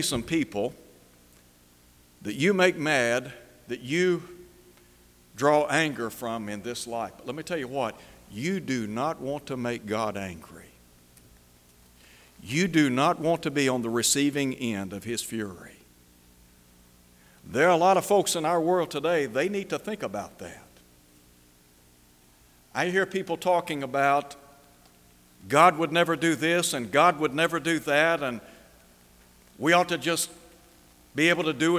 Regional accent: Chattanooga, Tennessee, United States; as a young fella growing up in Chattanooga

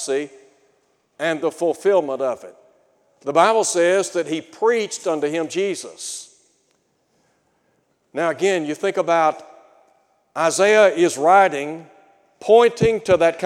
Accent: Chattanooga, Tennessee, United States; When I was a young fella growing up in Chattanooga

